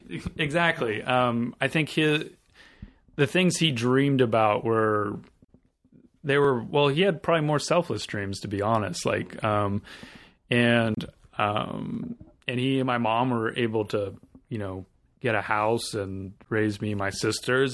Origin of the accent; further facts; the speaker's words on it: Southern California, United States; I grew up in Southern California